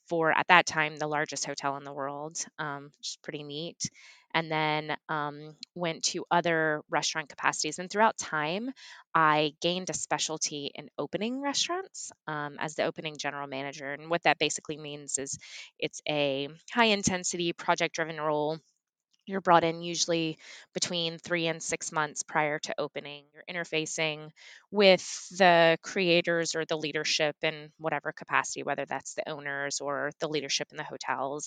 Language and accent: English; Baton Rouge, Louisiana, United States; moved away as an adult; also born or lived in Las Vegas, Nevada / Durham, North Carolina; I was born and raised in Baton Rouge, Louisiana